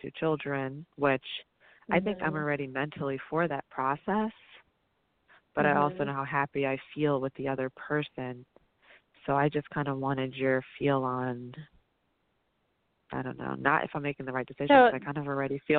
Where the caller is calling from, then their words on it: New Jersey, United States; I'm calling from New Jersey.